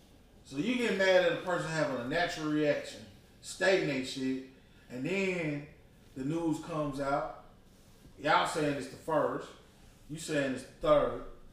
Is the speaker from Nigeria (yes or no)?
yes; Nigeria; I'm not black. I'm Nigerian.